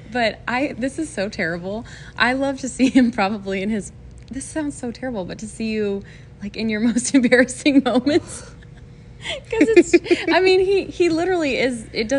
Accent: Washington, United States; also born or lived in Scotland; I'm born and raised in Washington State

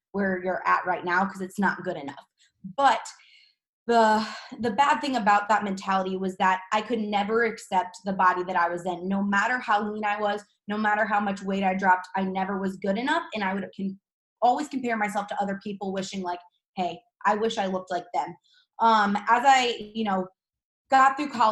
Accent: St. Louis, Missouri, United States; I'm from St. Louis, Missouri. I was born and raised

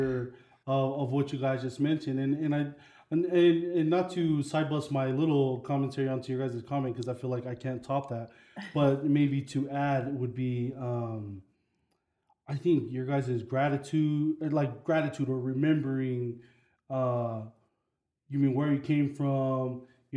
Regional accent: Provo, Utah, United States; I was born in Provo, Utah

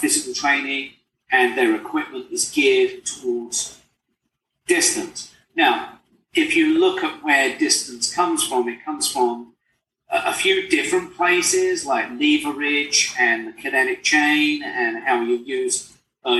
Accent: England, United Kingdom; moved away; I'm just a poor immigrant boy from England.

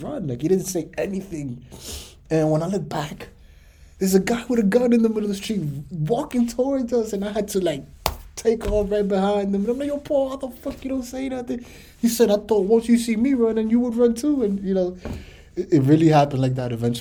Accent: New York City, New York, United States; Growing up in the Bronx is tough

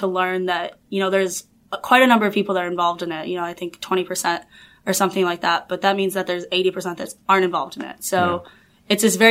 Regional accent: north of Chicago, Illinois, United States; moved away as an adult; now in Los Angeles, United States; I'm originally from Chicago. So, well, not really Chicago, super tiny town north of Chicago.

